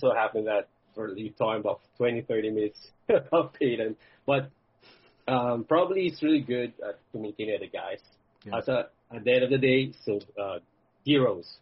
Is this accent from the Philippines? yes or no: yes; Philippines; I'm from the Philippines